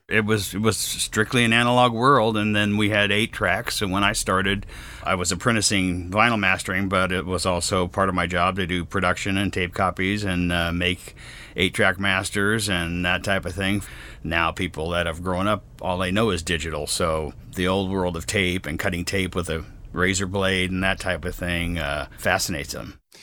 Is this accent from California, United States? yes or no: yes; Sacramento, California, United States; moved away; also born or lived in Los Angeles, United States; since Sacramento was my hometown